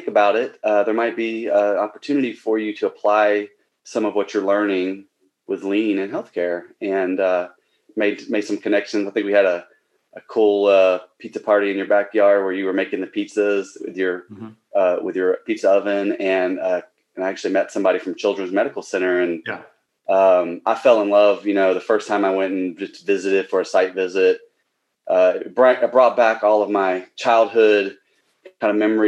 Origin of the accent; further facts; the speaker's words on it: Central Florida, United States; moved away; I grew up in Central Florida.